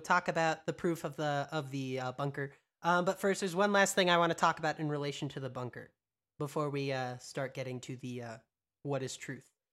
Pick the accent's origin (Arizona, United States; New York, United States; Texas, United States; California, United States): Texas, United States; I grew up in Texas.